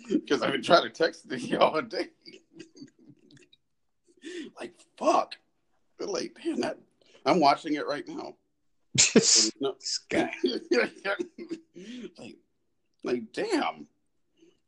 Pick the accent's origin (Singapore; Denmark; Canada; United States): Canada; moved away; I'm a Canadian, but I'm not, I don't live there anymore.